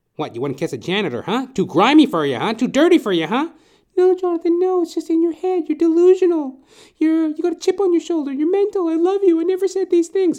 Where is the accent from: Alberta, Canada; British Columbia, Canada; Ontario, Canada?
Alberta, Canada; Edmonton; moved away as an adult; also born or lived in Toronto; I'm originally from Edmonton, Alberta, and when I first moved from Edmonton, Alberta to Toronto, the first time, that was in two thousand eight.